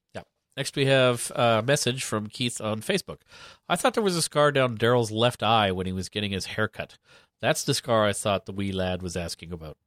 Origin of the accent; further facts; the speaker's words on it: Canada; being Canadian